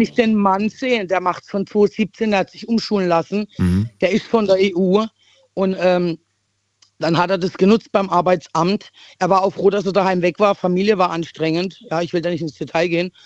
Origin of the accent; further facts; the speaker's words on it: East Germany, Germany; ich bin ein Ossi-Mädchen